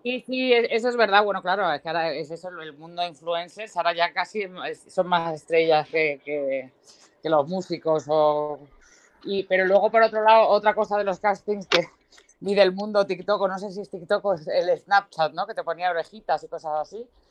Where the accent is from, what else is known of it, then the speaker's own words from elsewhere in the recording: Marbella, Andalusia, Spain; soy de Marbella